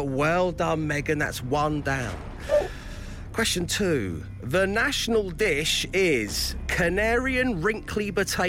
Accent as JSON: {"language": "English", "country": "United Kingdom", "said": "I'm so British. I'm so embarrassed."}